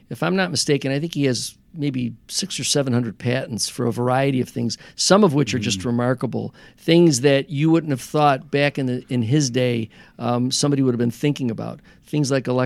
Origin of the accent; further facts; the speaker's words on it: Niagara Falls, Ontario, Canada; if I say to someone that I'm from Niagara Falls, mm-hmm. um, often people don't realize that there's a city here.